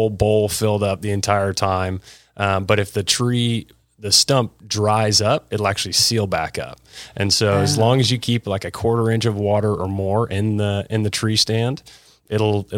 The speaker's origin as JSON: {"language": "English", "town": "Dallas", "region": "Texas", "country": "United States", "tie": "born or raised there", "said": "I was born here. I grew up on Swiss Avenue"}